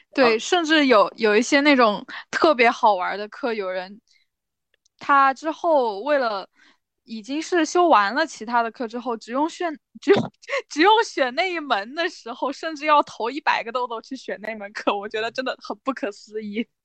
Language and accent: Chinese; Chongqing, China; moved away as an adult; also born or lived in Shanghai; 我老家是重庆的